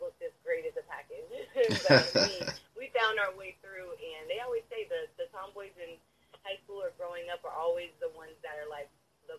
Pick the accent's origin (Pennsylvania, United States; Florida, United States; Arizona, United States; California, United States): Florida, United States; Tampa; also born or lived in San Antonio / Houston; From Houston, Texas. So I was born in San Antonio. My whole family is based out of Houston. I'm a military brat, so I've moved here, there, and But most of my life, I grew up in Tampa, but I would, my heart is with Houston.